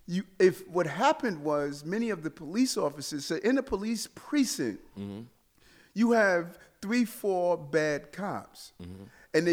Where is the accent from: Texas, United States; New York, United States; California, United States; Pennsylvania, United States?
New York, United States; New York City; also born or lived in Brooklyn, New York; Born on Gates Avenue, 1218 Gates Avenue. Mother moved to Queens, South Jamaica, Queens.